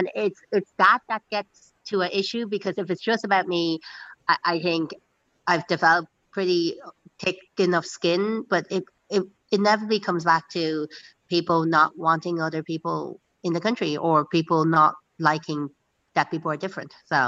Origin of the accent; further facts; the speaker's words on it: Dublin, Leinster, Ireland; It comes in good waves, and in fairness, like I was saying this just the other day again to your colleague, is that there is a huge amount of support for me